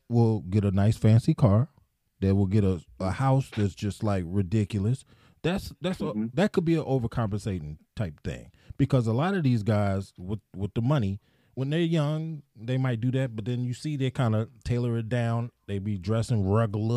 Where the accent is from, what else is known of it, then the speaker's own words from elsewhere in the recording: Hampton, Virginia, United States; I'm from Hampton, VA